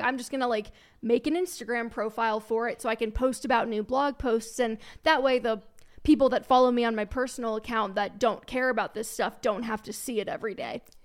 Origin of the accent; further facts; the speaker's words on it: northern Kentucky suburb of Cincinnati, United States; moved away as an adult; also born or lived in Alabama / Dallas, Texas; now in Colorado, United States; I grew up in Cincinnati, a, an, actually, it was a northern Kentucky suburb of Cincinnati, Ohio